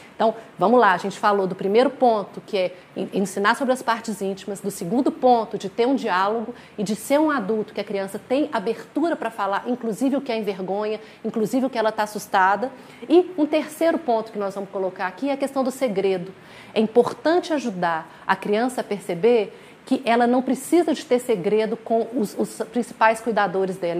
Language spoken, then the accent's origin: Portuguese; Minas Gerais, Brazil; nós somos de Minas